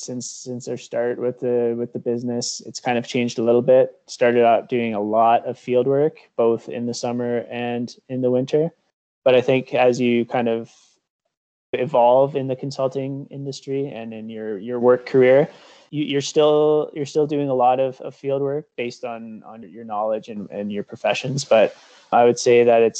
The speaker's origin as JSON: {"language": "English", "town": "Cambridge", "region": "Ontario", "country": "Canada", "tie": "born or raised there", "lives_now": "Elora, Canada", "said": "I grew up in Cambridge, Ontario, right on the Grand River"}